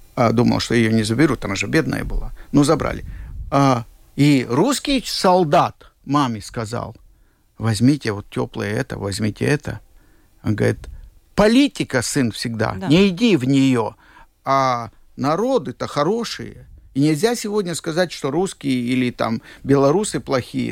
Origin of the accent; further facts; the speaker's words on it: Siberia, Russia; now in Latvia; Я был в Сибири, я действительно родился в Сибири